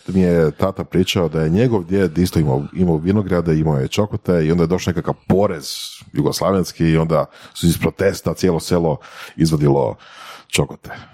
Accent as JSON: {"language": "Croatian", "town": "Slavonski Brod", "region": "Brod-Posavina County", "country": "Croatia", "tie": "born or raised there", "said": "ja sam odrastao u Slavonskom brodu"}